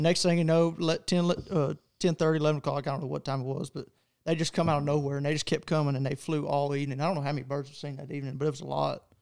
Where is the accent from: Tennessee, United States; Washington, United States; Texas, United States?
Texas, United States; I'm from Texas